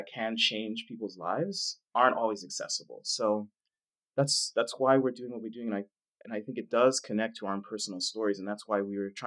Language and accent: English; Dallas, Texas, United States; I grew up in Dallas, poor neighborhood